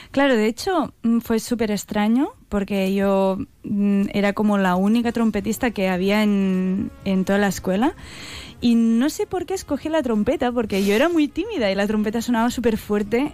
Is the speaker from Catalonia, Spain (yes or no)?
yes; Catalonia, Spain